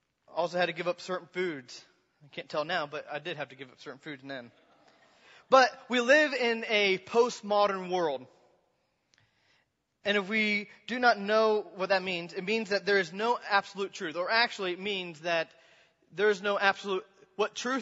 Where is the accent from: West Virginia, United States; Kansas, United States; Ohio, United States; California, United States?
Kansas, United States; I was from Kansas, middle of Kansas